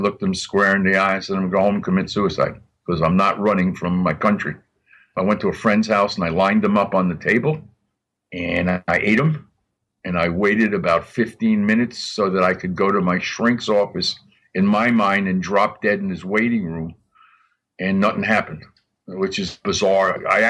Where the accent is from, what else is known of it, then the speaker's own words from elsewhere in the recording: Miami, Florida, United States; And since I came from Miami and I knew I had the best, I didn't give a shit.